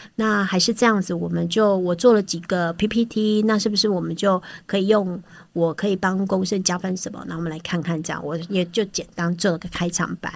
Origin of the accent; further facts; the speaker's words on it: Taiwan; 我们台湾人